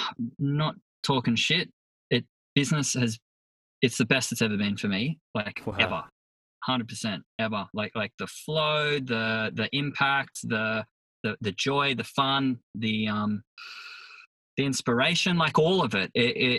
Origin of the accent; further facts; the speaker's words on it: Sydney, New South Wales, Australia; Up Sydney, Northern Beaches. Right now I live on the road.